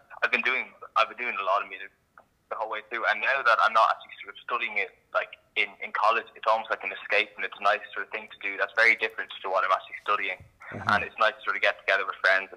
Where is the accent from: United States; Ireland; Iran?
Ireland; Dublin, Leinster; I'm a violist from Dublin.